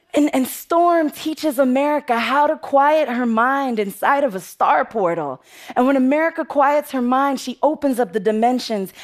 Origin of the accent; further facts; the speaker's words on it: New York City, New York, United States; I'm from the Bronx, and the Bronx is tough